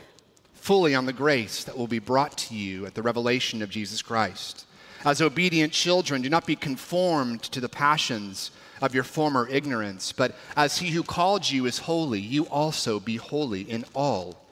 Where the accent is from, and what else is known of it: California, United States; now in Washington, United States